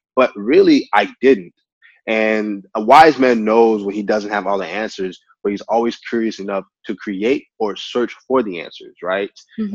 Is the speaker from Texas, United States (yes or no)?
yes; Texas, United States; also born or lived in Nigeria; being a Nigerian American man that moved to America, I think that I eventually found my purpose and passion as a community builder because of the community that I've grown in in Texas